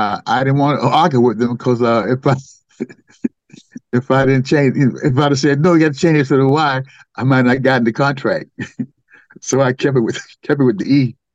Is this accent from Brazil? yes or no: no; the South, United States; growing up in the South